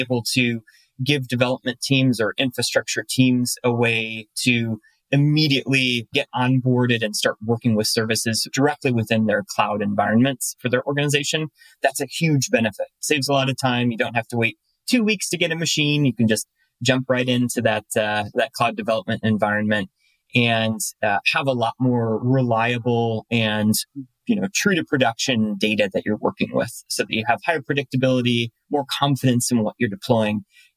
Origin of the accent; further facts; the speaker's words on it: Cleveland, Ohio, United States; moved away; I'm originally from Cleveland, Ohio